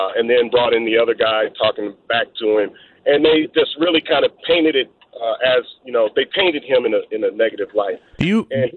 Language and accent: English; Bay Area, California, United States; I'm from the Bay Area